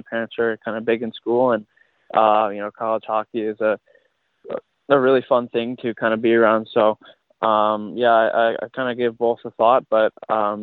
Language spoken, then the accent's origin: English; Newtown, Connecticut, United States; I'm from Newtown, Connecticut